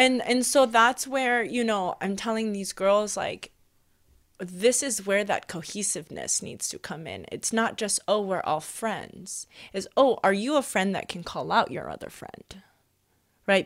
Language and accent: English; Hawaii, United States; first language Hawaiian; English is a second language; moved away; growing up in Hawaii and growing up very immersive in Hawaiian culture, first language was Hawaiian